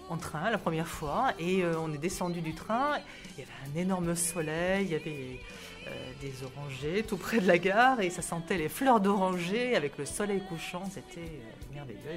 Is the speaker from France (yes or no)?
yes; Livry-Gargan, Île-de-France, France